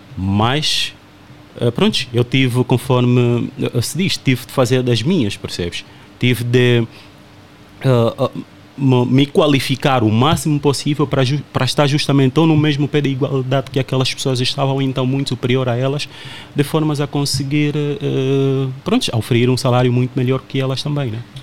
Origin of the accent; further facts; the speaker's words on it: Angola; moved away as an adult; now in Portugal; eu sou angolano